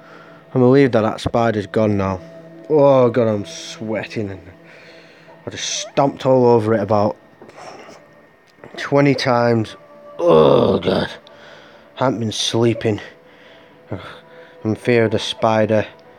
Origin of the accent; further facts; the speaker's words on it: Larne, Northern Ireland, United Kingdom; in a week I'm going back to my hometown in Larn, if you know where that is, in Northern Ireland, where I was born